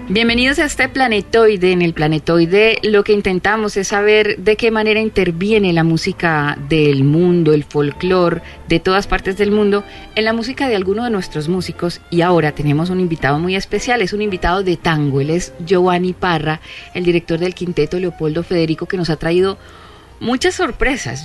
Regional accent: Paisa region, Antioquia, Colombia; Yo siendo paisa

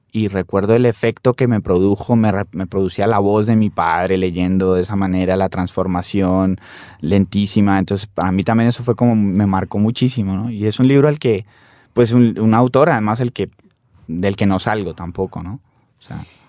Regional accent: Popayán, Cauca, Colombia; also born or lived in Cali; yo nací en Popayán, viví muchos años en Popayán, pero de manera salteada también pero siempre por la familia de mi padre que son caleños, yo pues también incluso viví en Cali también un tiempo

